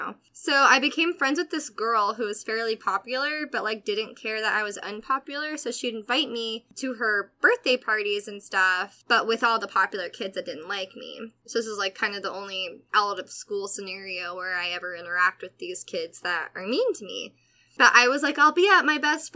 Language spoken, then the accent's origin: English; Atlanta, Georgia, United States; I grew up in Atlanta